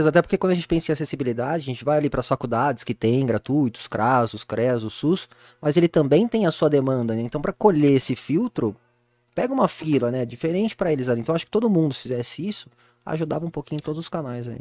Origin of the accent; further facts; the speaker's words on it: Jundiaí, São Paulo, Brazil; now in Itupeva, Brazil; Eu nasci em Jundiaí, sou nascido e criado aqui